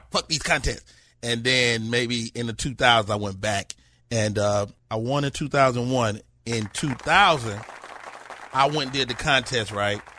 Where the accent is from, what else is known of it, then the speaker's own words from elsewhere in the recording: Chicago, Illinois, United States; also born or lived in Monroe, Louisiana; Uh, I'm from Chicago, but I'm not